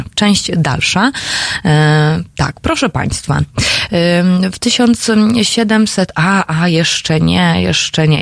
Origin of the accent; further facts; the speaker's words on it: Silesian Voivodeship, Poland; sama jestem z Górnego Śląska